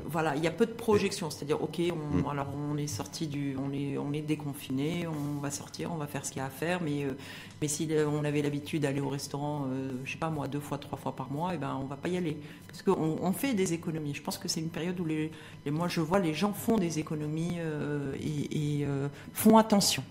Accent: Morocco; en tant que marocaine

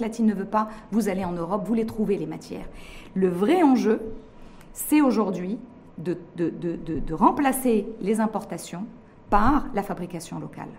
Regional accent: Morocco

